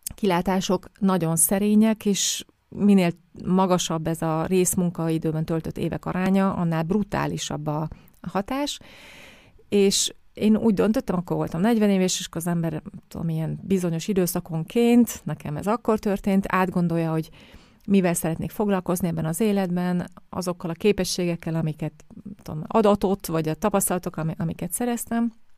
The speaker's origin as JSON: {"language": "Hungarian", "country": "Hungary", "tie": "born or raised there", "also_born_or_lived": "Vienna, Austria", "moved": "as an adult", "said": "én is Magyarországon a átlagos magyar körülmények között nőttem fel"}